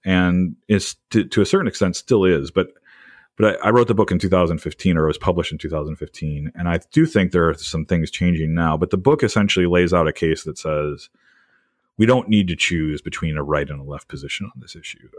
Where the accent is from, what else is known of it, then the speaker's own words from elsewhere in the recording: Wisconsin, United States; moved away as an adult; now in New Jersey, United States; I grew up in Wisconsin